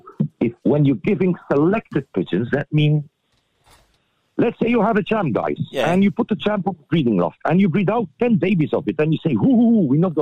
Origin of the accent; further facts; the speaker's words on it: Flanders Fields, Belgium; we are from Flanders Fields